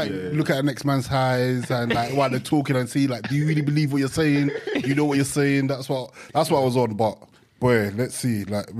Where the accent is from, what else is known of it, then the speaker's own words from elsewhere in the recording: Nigeria; No, we're family Nigerian. Still.